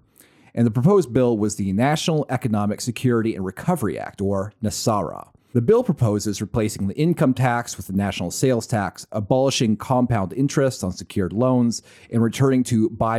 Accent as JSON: {"language": "English", "town": "Fallbrook", "region": "California", "country": "United States", "tie": "born or raised there", "said": "it's a small town thing. I grew up in Fallbrook, California."}